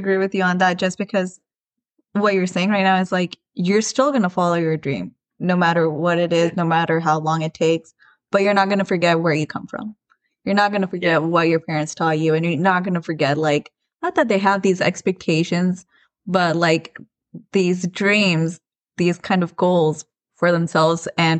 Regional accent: India; Not because I'm a musician, but I'm also Indian.

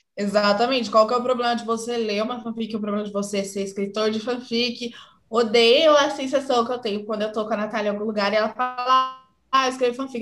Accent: Santa Bárbara d'Oeste, São Paulo, Brazil; eu sou de Santa Bárbara do Oeste, São Paulo

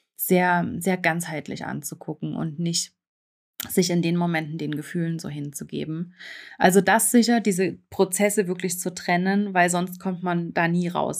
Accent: eastern Germany, Germany; now in Switzerland; ich bin im Osten Deutschlands aufgewachsen und das ist äh, sehr ländlich, also noch sehr auch äh, von der DDR geprägt.

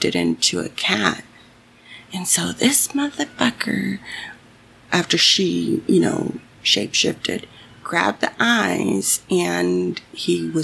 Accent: Mexico; Growing up in Mexico, my grandmother always had the radio on

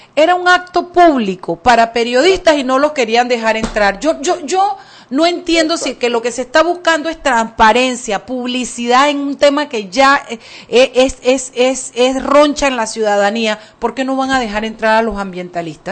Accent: Chiriquí, Panama; now in Panama City, Panama; yo vengo de Chiriquí

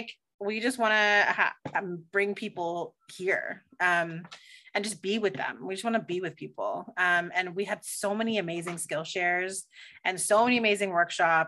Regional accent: Toronto, Ontario, Canada; I'm from Toronto

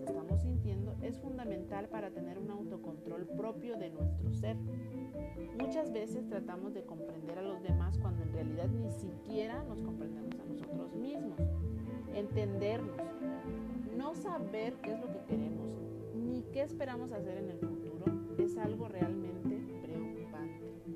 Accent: Mexico; como buen mexicano

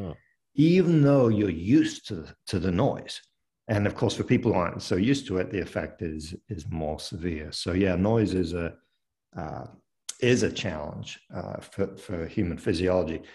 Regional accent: near Paris, Île-de-France, France; moved away as an adult; also born or lived in London, United Kingdom / United Kingdom / upstate New York, United States; now in United States; I was born in London but grew up in France uh, near Paris

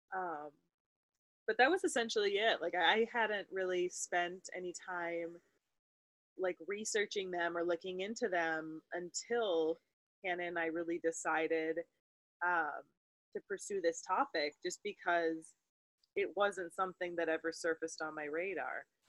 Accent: Wisconsin, United States; Hannah and I grew up in Wisconsin

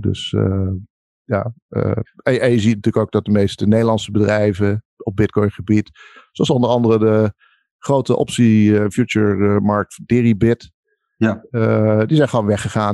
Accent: Netherlands; ik ben een Nederlander, maar ik ben natuurlijk ook heel veel in het buitenland

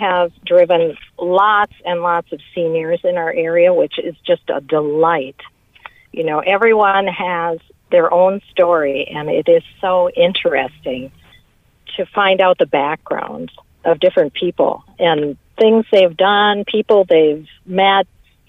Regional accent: Twin Cities, Minnesota, United States; Well, I moved to Isanti County when I was in my early 20s, and I have now lived here for 40 years. I came from the Twin Cities, so I had no experience in the rural area at all.

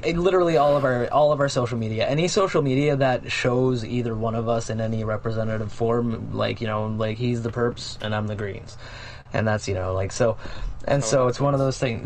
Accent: Canada; as a Canadian

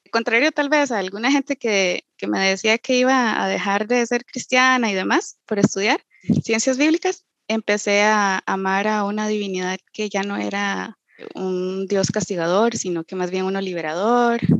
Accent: Costa Rica; bueno, soy, soy tica y soy de ascendencia peruana, quechua.

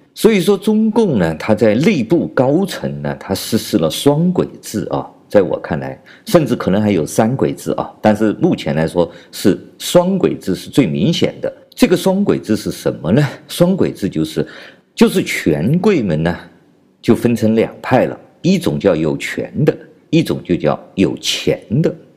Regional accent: China; 我是来自中国大陆的

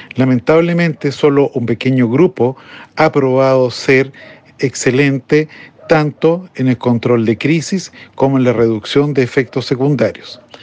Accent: Chile; mi país, Chile

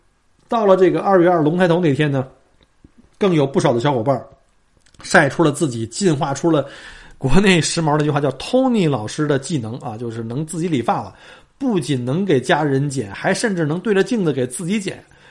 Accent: China; now in Australia; 对于我们这些从中国移民到澳洲的，尤其是在澳洲生活过几年的这些移民来说

